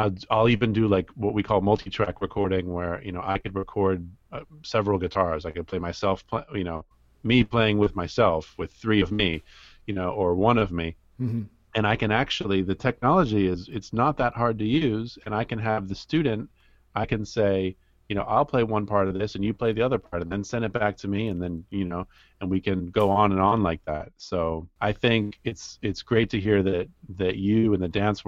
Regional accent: Washington, District of Columbia, United States; also born or lived in New York; I spent most of my time growing up in Washington, D.C. I was born in New York, but I lived in D.C.

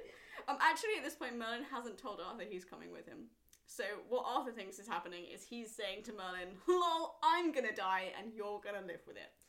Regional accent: Wales, United Kingdom; as a Welsh person

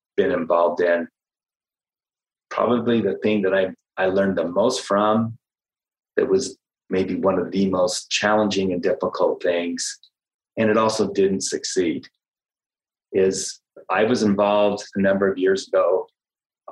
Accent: United States; myself being an American

